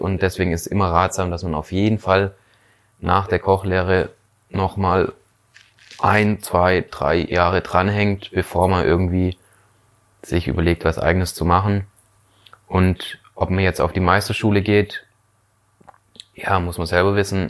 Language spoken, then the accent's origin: German; Schorndorf, Baden-Württemberg, Germany; also born or lived in Lake Constance; bei uns in Schorndorf in einem evangelischen ähm, Jugendwerk geleistet